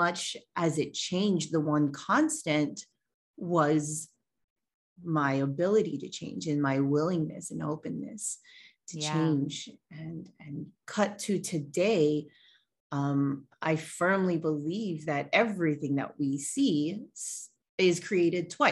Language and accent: English; Hawaii, United States; I am born and raised in Hawaii. I am a native Hawaiian.